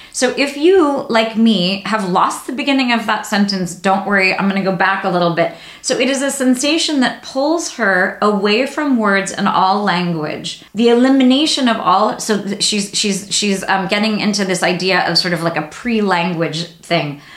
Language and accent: English; United States; as an American reader